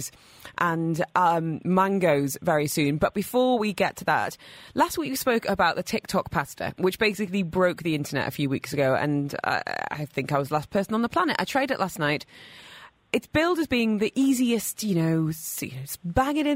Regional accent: United Kingdom; now in Dubai, United Arab Emirates; being British

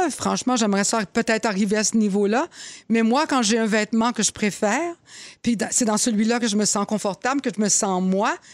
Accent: Laval, Quebec, Canada; quand j'étais jeune à Laval

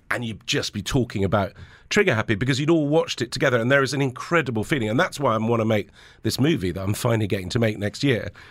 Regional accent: Lebanon; moved away; also born or lived in England; I grew up in Lebanon, but there was a civil war going on

